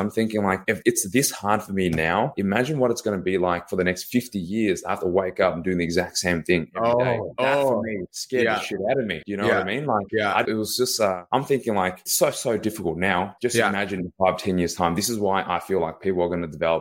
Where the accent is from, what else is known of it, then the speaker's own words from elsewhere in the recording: Melbourne, Victoria, Australia; Born and raised here in Melbourne, Australia.